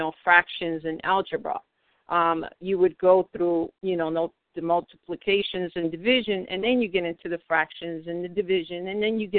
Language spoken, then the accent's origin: English; New York City, New York, United States; I come from Manhattan, New York. I live in the New York City area